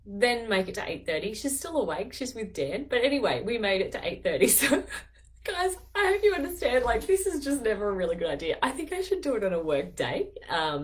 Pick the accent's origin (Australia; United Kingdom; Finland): Australia; Taree, New South Wales; also born or lived in Netherlands; I'm not from Newcastle. I'm from 2 hours north of there, Taree.